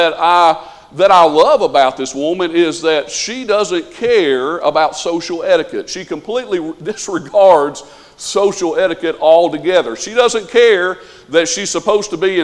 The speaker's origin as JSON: {"language": "English", "region": "the South", "country": "United States", "said": "we're from the South, so we would say supper"}